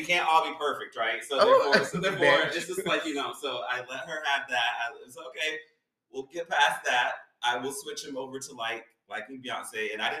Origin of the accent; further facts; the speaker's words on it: Tennessee, United States; So just for background, like I said, I grew up in Tennessee. So like I lived in a really small town until I was 22 years old.